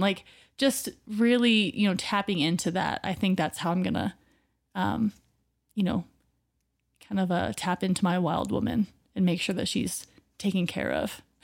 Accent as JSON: {"language": "English", "region": "Oregon", "country": "United States", "tie": "born or raised there", "moved": "yes", "said": "born in Oregon and, you know, being close to the water"}